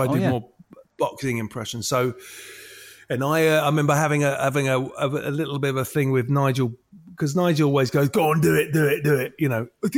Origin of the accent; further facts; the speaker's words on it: London, United Kingdom; I'm from London. I talk like this because I'm from London.